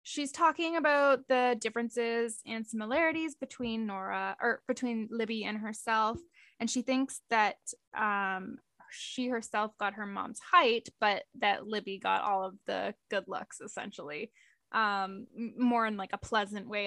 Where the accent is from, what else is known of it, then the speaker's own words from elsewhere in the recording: Canada; we're Canadian